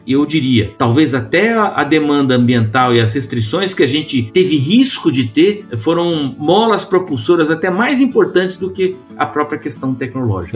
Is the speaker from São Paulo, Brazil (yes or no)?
yes; São Paulo, Brazil; moved away as an adult; eu sou nascido e criado em São Paulo, na capital do estado, no meio do concreto, do asfalto